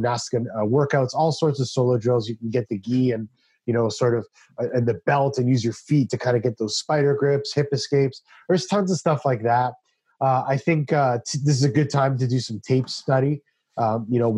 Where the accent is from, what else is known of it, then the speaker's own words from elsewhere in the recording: Canada; I'm a Canadian